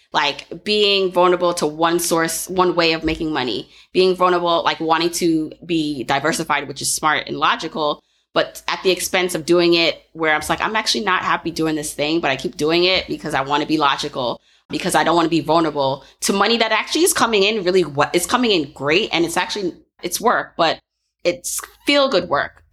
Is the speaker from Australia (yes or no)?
no; Jamaica; I'm Jamaican